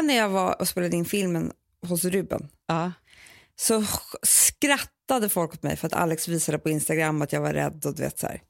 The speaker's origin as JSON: {"language": "Swedish", "country": "Sweden", "said": "vi svenskar"}